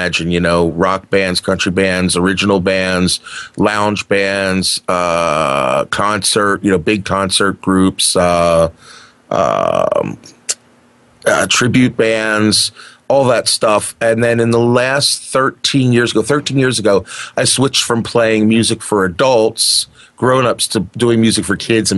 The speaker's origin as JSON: {"language": "English", "region": "New Jersey", "country": "United States", "moved": "as an adult", "lives_now": "Wisconsin, United States", "said": "I'm originally from the East Coast of the United States of America, from the New Jersey area."}